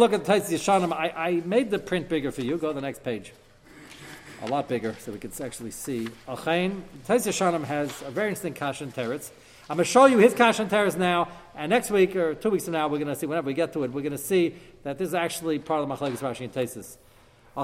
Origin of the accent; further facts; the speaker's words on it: United States; I'm American